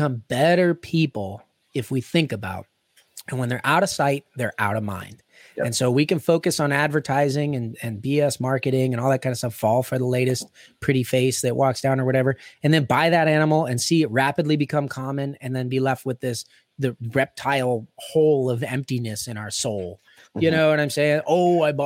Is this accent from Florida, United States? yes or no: no; Pittsburgh, Pennsylvania, United States; I'm from Pittsburgh